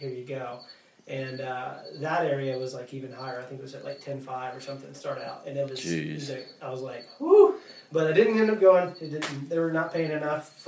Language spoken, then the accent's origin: English; Yazoo City, Mississippi, United States; moved away; I grew up near a lake called Wolf Lake in Yazoo City